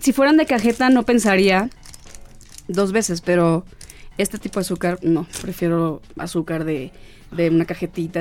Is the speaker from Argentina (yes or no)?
no; Guasave, Sinaloa, Mexico; Soy de Guasave, Sinaloa